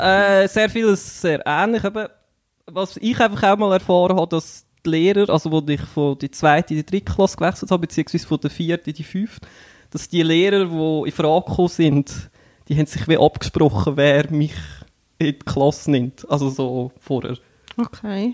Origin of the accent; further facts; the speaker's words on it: Einsiedeln, Schwyz, Switzerland; komme aus Einsiedeln